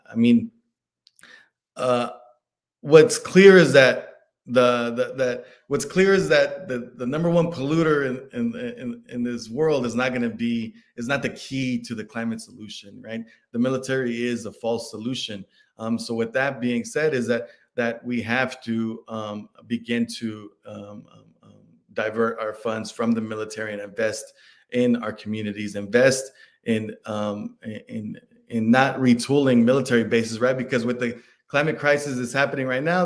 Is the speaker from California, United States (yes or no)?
no; Dallas, Texas, United States; I'm from Dallas, Texas